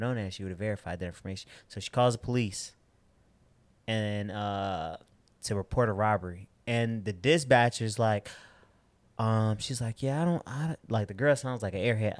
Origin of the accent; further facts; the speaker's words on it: Chicago, Illinois, United States; I'm from South Side of Chicago